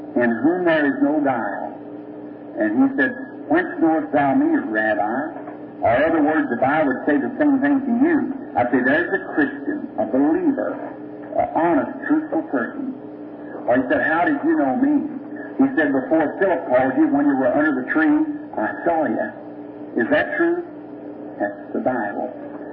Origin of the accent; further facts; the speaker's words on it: United States; We as American people